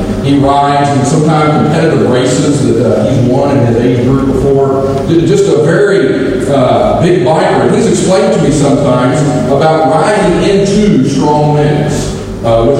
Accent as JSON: {"language": "English", "region": "Kentucky", "country": "United States", "accent": "Kentucky", "moved": "yes", "lives_now": "Virginia, United States", "said": "I'm not originally from Virginia, I'm from Kentucky. So my accent is even different from the people in Nantucket, and they always give me a hard time and say that I'm just a Kentucky hillbilly"}